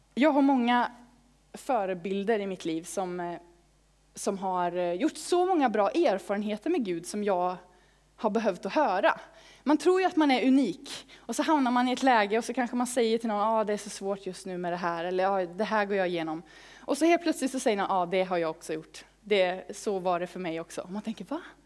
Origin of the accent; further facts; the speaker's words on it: Falköping, Västra Götaland, Sweden; i pingstförsamlingen i Falköping, där jag växte upp